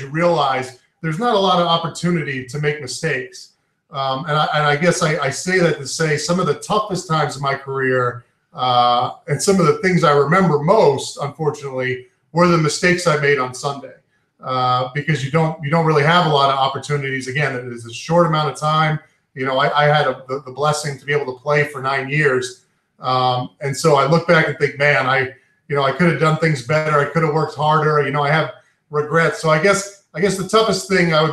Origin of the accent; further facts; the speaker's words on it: New York, United States; also born or lived in Maine; now in Central Maine, United States; I'm from New York originally. My family's from New York.